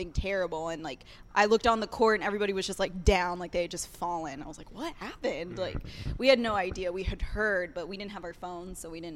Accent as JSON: {"language": "English", "town": "Dallas", "region": "Texas", "country": "United States", "tie": "born or raised there", "also_born_or_lived": "Louisville, Kentucky", "said": "I grew up here in Dallas, Texas"}